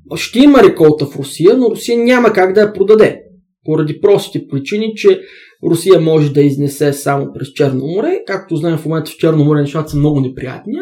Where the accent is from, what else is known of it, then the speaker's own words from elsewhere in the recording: Bulgaria; аз съм българин, аз се идентифицирам като българин